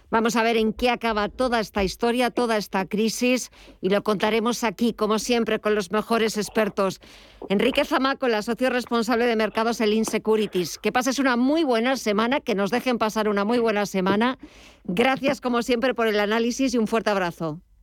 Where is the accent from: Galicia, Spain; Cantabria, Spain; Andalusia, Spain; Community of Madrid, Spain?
Community of Madrid, Spain; Madrid; Yo soy de aquí, soy del Madrid